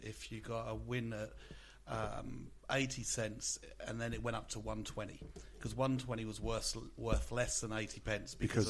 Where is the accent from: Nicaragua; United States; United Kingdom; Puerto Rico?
United Kingdom; England; now in Australia; growing up in England.